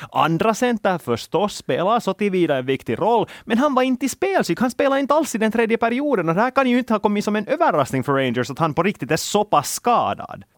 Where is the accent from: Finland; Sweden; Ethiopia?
Finland; vi är finländare